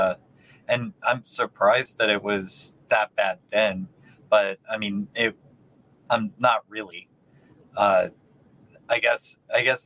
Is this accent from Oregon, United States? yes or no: no; Houston, Texas, United States; moved away; also born or lived in Appalachian Mountains; I'm from Houston